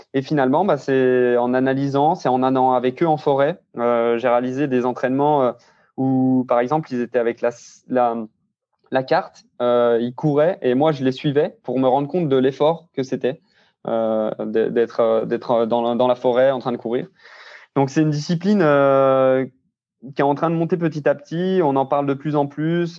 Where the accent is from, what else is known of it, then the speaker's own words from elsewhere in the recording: Saint-Claude, Bourgogne-Franche-Comté, France; moved away as an adult; now in Grenoble, France; je suis né dans le Jura à Saint-Claude et j'ai 25 ans actuellement et je vis actuellement à Grenoble